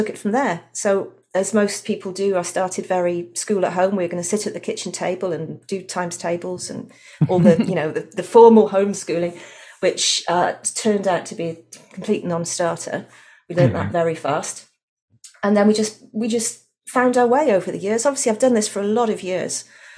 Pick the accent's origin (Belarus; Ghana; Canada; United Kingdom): United Kingdom; Wales; also born or lived in London; now in Australia; I'm actually from Wales originally.